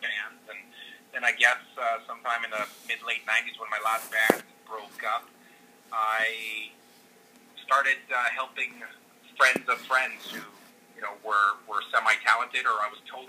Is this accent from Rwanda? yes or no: no; Montreal, Quebec, Canada; also born or lived in Calgary / New York; now in British Columbia, Canada; I grew up in Montreal and then into Calgary